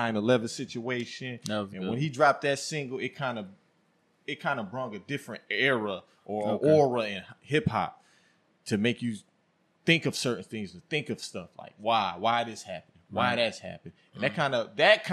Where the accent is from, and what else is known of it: Buffalo, New York, United States